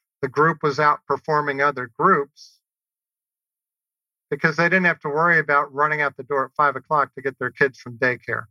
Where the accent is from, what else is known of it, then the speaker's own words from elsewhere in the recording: New Orleans, Louisiana, United States; growing up in New Orleans.